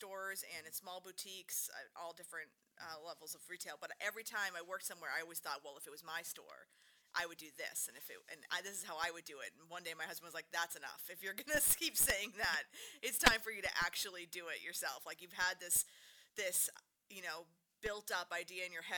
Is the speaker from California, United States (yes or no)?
no; Hingham, Massachusetts, United States; now in Halifax, United States; I grew up in Hingham. So, South Shore girl, but we live in Halifax now